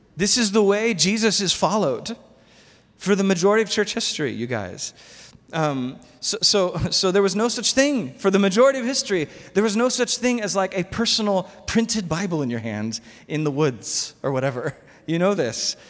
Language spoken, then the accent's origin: English; United States; I'm American.